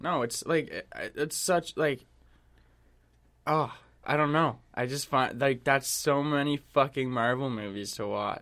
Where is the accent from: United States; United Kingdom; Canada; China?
Canada; also born or lived in Vancouver; I'm Canadian